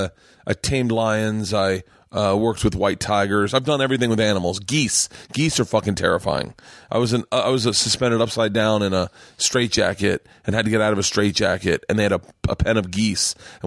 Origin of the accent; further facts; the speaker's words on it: Florida, United States; I grew up in Florida